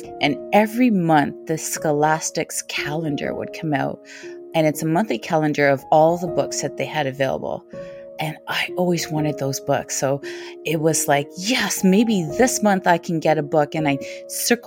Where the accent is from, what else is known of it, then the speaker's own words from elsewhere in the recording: Toronto, Ontario, Canada; also born or lived in Kingston, Jamaica; I was born in Kingston, Jamaica, and when I was 3 years old, I came to Toronto, Ontario, Canada. I remember around that community where I lived in the 1970s, which was Dufferin and Eglinton